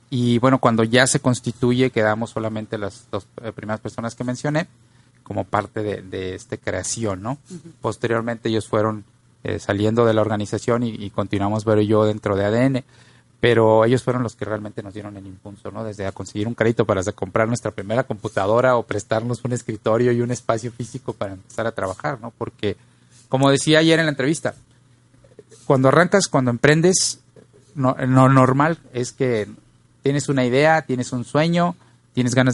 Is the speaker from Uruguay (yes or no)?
no; Poza Rica, Veracruz, Mexico; also born or lived in Monterrey / Tampico / Mexico City / Chihuahua; Yo nací en Monterrey y antes de ah. cumplir el año nos fuimos a vivir, pasamos por Tampico, después estuvimos en Poza Rica siete años. De Poza Rica vamos a la Ciudad de México, viví dos años ahí y después llego a Chihuahua.